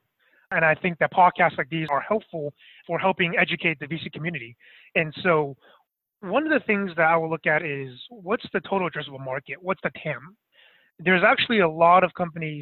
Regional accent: Bay Area, California, United States; also born or lived in Boston; I'm actually from the Bay Area

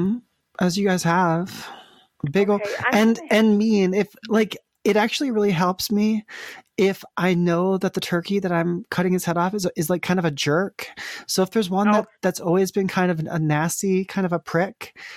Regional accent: Vermont, United States; I'm actually from Vermont. We're traveling cross country in the RV.

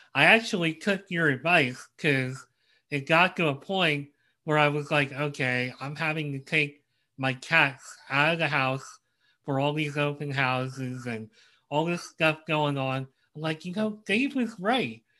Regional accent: Philadelphia, Pennsylvania, United States; I grew up in the Philadelphia area

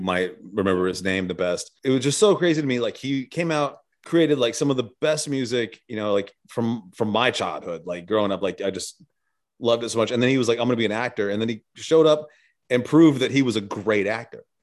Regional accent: the South, United States; I'm from the South

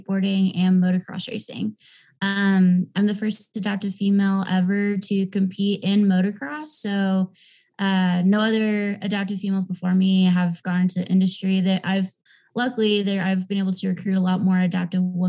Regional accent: Southern California, United States; I'm originally from Southern California

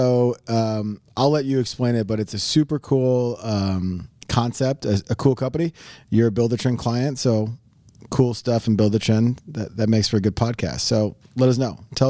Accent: Midwest, United States; we're from the Midwest.

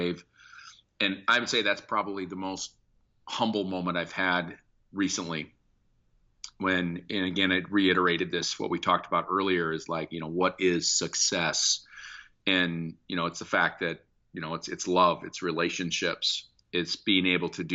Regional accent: Sioux City, Iowa, United States; moved away; my hometown of Sioux City, Iowa.

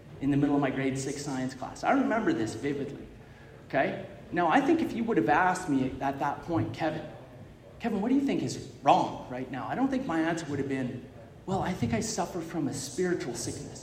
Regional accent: Calgary, Alberta, Canada; I was born in Calgary.

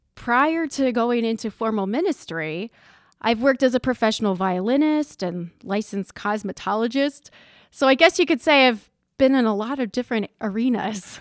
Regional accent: Hartville, Ohio, United States; I grew up in Northeast Ohio. I'm from a little town called Hartville, Ohio

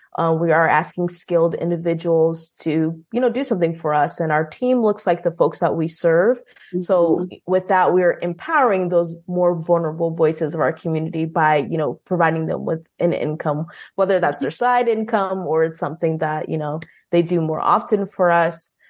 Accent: Bellevue, Nebraska, United States; I was born in Bellevue, Washington. And then when mm. I was almost eight, we moved to Bellevue, Nebraska.

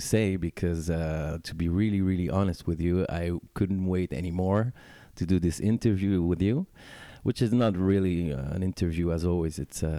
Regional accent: Paris, Île-de-France, France; born or raised there

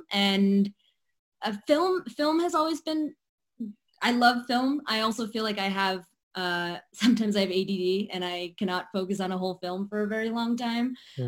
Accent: India; And what's interesting about being an Indian actress is that it's not necessarily always on the table that you can, go into the arts.

